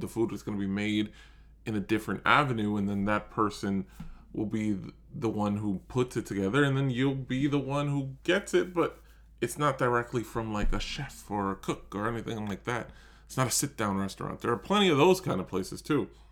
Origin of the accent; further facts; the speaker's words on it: New York, United States; I'm born and raised in New York